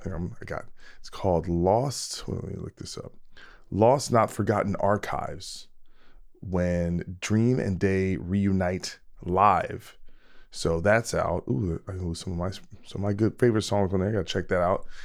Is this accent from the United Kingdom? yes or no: no; New Jersey, United States; I'm from New Jersey